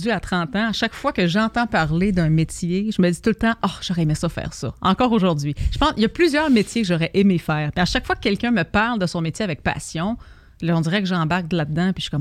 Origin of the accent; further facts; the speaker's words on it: Montreal, Quebec, Canada; je viens de Québec et j'habite euh, maintenant à Montréal. Je suis venue à Québec, on a déménagé à Montréal quand j'étais très jeune.